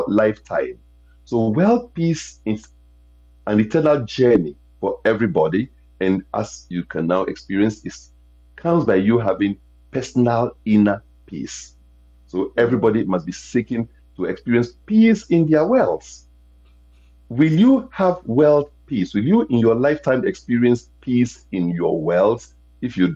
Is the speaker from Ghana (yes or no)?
yes; Ghana; accent: international Americanese; moved away; I come from Africa